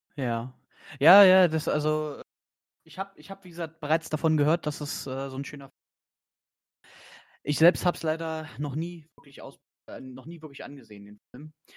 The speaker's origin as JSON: {"language": "German", "region": "Brandenburg", "country": "Germany", "tie": "born or raised there", "moved": "yes", "said": "ich komme ja aus Brandenburg äh, gebürtig"}